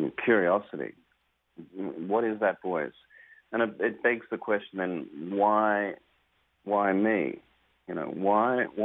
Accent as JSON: {"language": "English", "country": "Australia", "said": "my home country of Australia"}